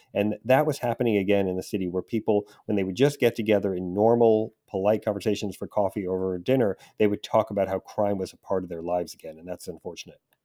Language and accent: English; New York City, New York, United States; I grew up in New York, in Queens specifically, and I took the subway to Manhattan every day in high school